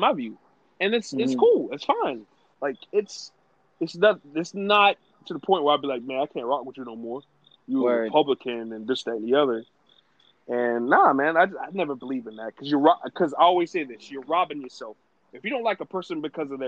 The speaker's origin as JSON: {"language": "English", "region": "New York", "country": "United States", "tie": "born or raised there", "said": "Growing up in New York"}